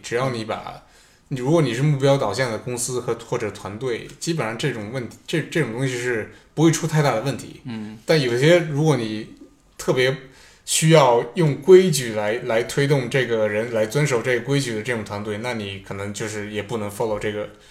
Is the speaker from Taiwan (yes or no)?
no; China; now in Stockholm, Sweden; 留学生可能也算是说在国内长大的，包括我